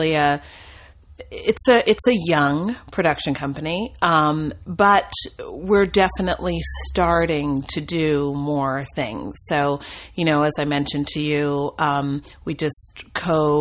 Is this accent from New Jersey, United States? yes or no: yes; New Jersey, United States; moved away as an adult; also born or lived in Williamstown, Massachusetts; now in Los Angeles, United States; I grew up in New Jersey